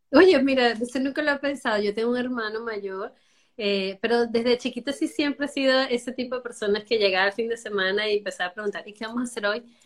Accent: Venezuela; moved away as an adult; now in Miami, United States; Soy venezolana. Ya tengo, voy para los ocho años aquí

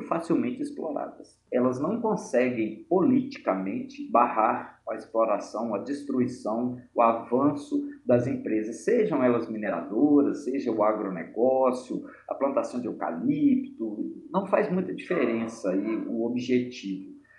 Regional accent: Mariana, Minas Gerais, Brazil; moved away as an adult; now in Belo Horizonte, Brazil; Embora eu não tenha nascido, eu passei a maior parte da minha vida em Mariana, na minha infância, adolescência e início da idade adulta.

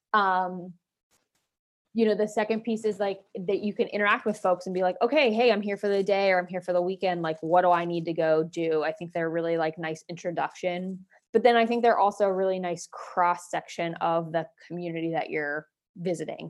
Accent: Waynesburg, Pennsylvania, United States; moved away as an adult; now in Erie, United States; I'm an Erie transplant, so I'm originally from Waynesburg, Pennsylvania

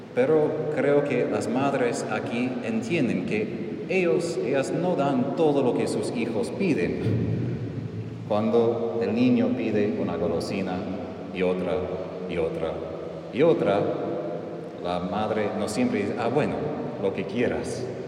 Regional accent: United States; Spanish is a second language; moved away; soy estadounidense

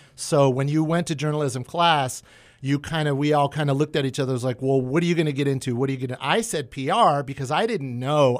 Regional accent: McFarland, California, United States; I can go back to my little hometown

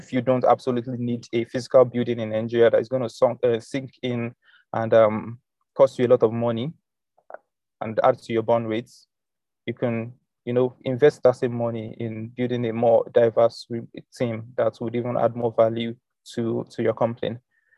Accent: South Africa; Like, I'm a South African, I can sign up on HostNowNow and get a domain name

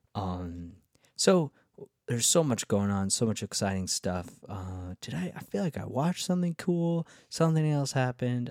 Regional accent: Rockland County, New York, United States; We're here from this little tiny county in the suburbs of New York State

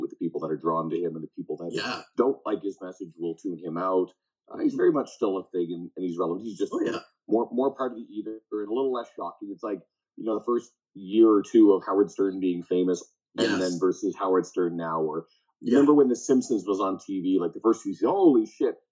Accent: Ireland; I'm Irish, not Scottish.

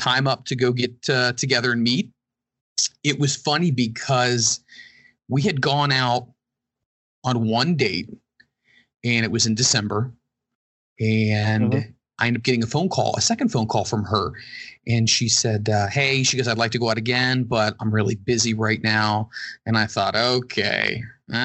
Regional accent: Cincinnati, Ohio, United States; born or raised there

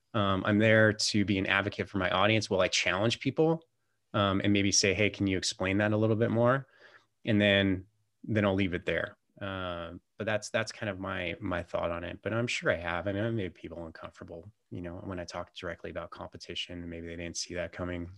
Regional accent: California, United States; moved away as an adult; now in Montana, United States; I always thought growing up in California that California was the greatest state in the world

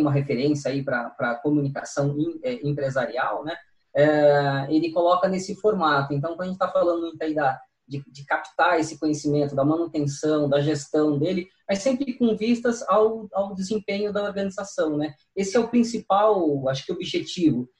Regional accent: Cubatão, São Paulo, Brazil; also born or lived in Santos; now in São Paulo, Brazil; nasci na Santa Casa de Santos, mas morei desde a da, da, da infância, adolescência em Cubatão, depois vim, acabei vindo para São Paulo

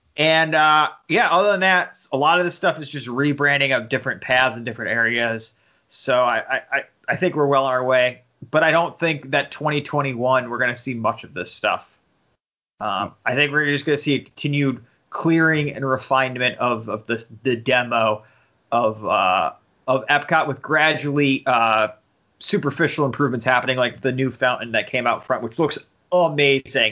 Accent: New York City, New York, United States; growing up in New York City.

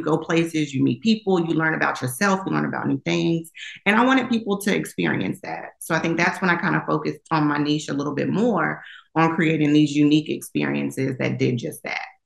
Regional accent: Long Island, New York, United States; born and raised in Long Island, New York

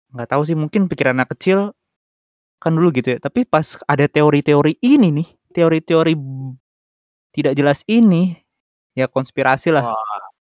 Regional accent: East Jakarta, Jakarta, Indonesia; Jakarta Timur silakan cari saya saya anak Palurah btw

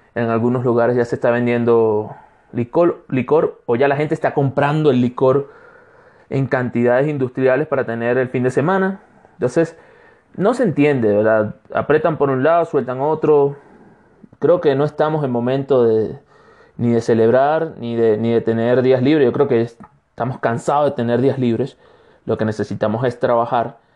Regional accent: Anzoátegui, Venezuela; moved away as an adult; now in Cuenca, Ecuador; soy un venezolano de Ecuador

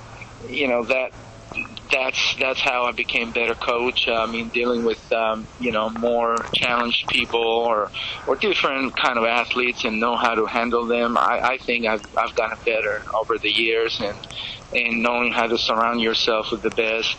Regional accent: Greece; now in United States; growing up in Greece

